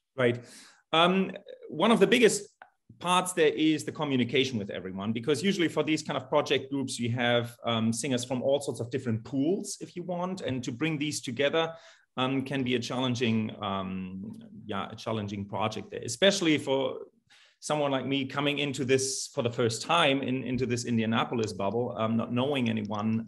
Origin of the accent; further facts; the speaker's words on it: Germany; moved away as an adult; also born or lived in Salt Lake City, Utah, United States; now in Greencastle, United States; I'm born and raised in Germany um, and went to the United States in 2012 to get my doctorate in choral conducting at the University of Utah.